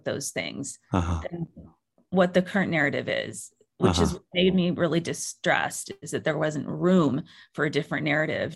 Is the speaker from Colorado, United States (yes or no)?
no; Bay Area, California, United States; I grew up in the Bay Area.